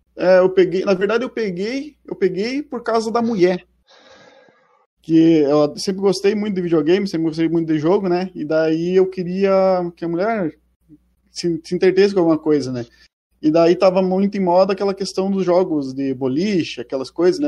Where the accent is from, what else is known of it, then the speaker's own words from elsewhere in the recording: Ibirubá, Rio Grande do Sul, Brazil; Eu sou de uma cidadezinha do centro do Rio Grande do Sul chamada Ibirubá.